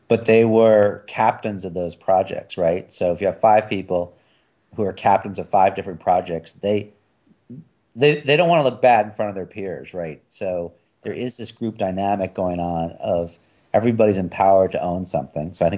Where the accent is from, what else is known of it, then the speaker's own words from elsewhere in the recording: New York, United States; I'm from New York